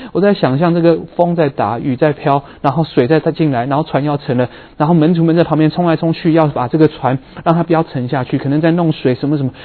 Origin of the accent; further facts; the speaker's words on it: Vancouver, British Columbia, Canada; now in San Francisco Bay Area, United States; 我在温哥华长大的人